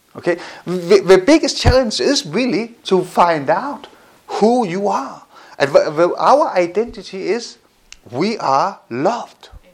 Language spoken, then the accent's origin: English; Denmark; I grew up in Denmark